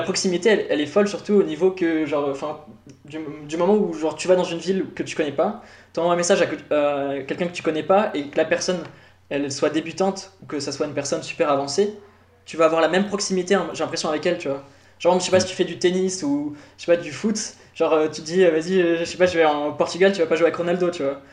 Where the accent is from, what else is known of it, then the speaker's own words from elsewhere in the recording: Paris, Île-de-France, France; moved away as an adult; now in Switzerland; Je viens de Paris, du coup, France